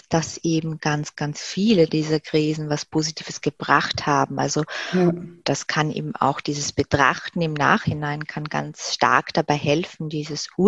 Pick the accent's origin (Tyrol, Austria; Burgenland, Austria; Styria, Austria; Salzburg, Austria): Styria, Austria; Graz; wir haben dann ein paar Besorgungen damals noch in meiner Heimatstadt in Graz gemacht